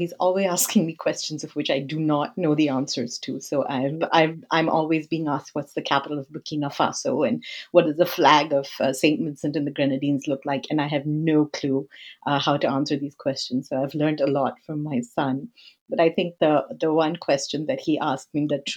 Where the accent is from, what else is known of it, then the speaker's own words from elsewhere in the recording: Nigeria; also born or lived in India; now in California, United States; I'm originally from India, but I grew up in Nigeria.